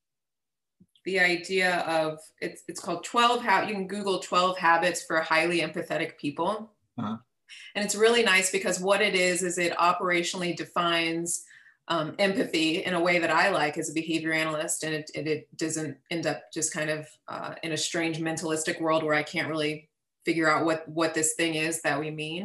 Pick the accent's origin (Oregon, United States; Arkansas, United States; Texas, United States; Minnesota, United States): Texas, United States; I grew up in Texas, part of the Texas educational system, born and raised in Texas.